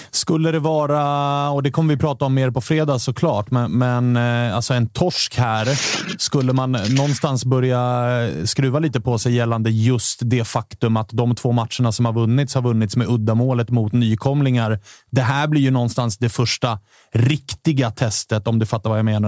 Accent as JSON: {"language": "Swedish", "town": "Stockholm", "region": "Stockholm County", "country": "Sweden", "said": "oss stockholmare"}